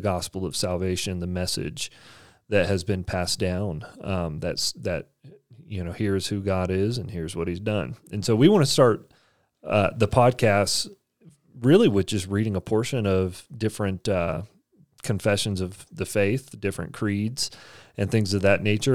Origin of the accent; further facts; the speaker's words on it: Texas, United States; I grew up in Texas and I didn't learn Spanish